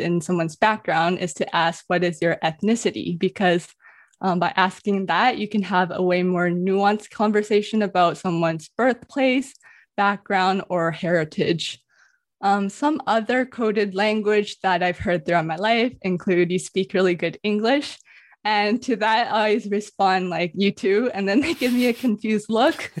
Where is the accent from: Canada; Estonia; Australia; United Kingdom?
Canada; Vancouver, British Columbia; also born or lived in Toronto; I always respond Canada or Vancouver